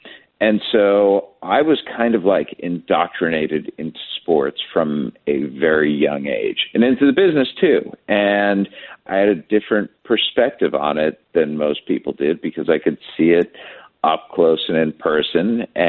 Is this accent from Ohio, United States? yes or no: yes; Cleveland, Ohio, United States; moved away as an adult; now in Kansas City, United States; growing up in Cleveland